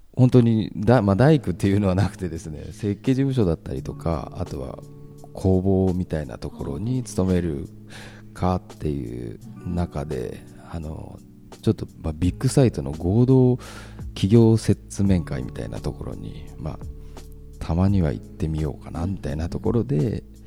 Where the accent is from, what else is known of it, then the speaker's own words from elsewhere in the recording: Tokyo, Japan; moved away as an adult; now in Numazu, Japan; 東京生まれ東京育ちだったんですけど、うん、あの沼津に来て17年目になりまして